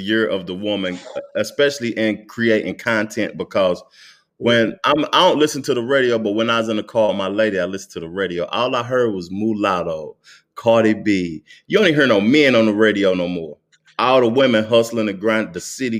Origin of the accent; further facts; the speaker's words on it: Knoxville, Tennessee, United States; also born or lived in College Hills; That's where I'm from